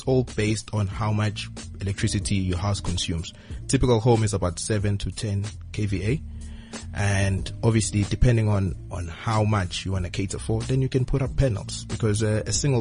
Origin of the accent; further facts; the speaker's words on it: rural KwaZulu-Natal, South Africa; moved away as an adult; also born or lived in Durban / Cape Town; I moved to rural KZN, Mdoba